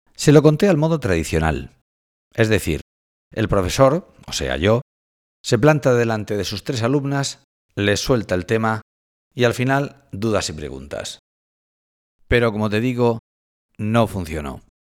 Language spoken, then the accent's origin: Spanish; Cartagena, Region of Murcia, Spain; nací en Cartagena hace 49 años y soy profesor de periodismo en la Universidad de Murcia